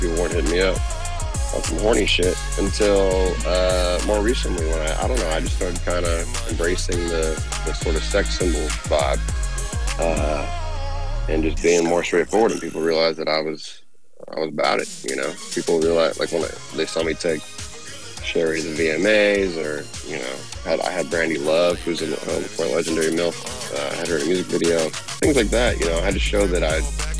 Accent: Philippines; And now it's like, yeah, I'm Filipino, baby. Like, what's up? So it's cool, you know. So Filipino.

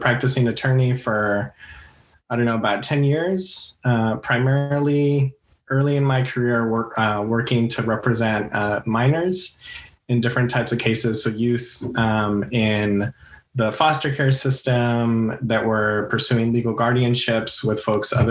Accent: El Paso, Texas, United States; moved away as an adult; also born or lived in Santa Fe, New Mexico; now in California, United States; I'm originally from El Paso, Texas. I grew up there pretty much up until I was 18, graduated from high school. Then I moved out to California

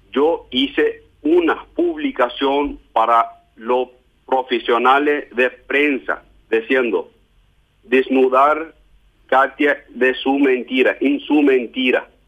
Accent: Germany; Yo soy alemán.

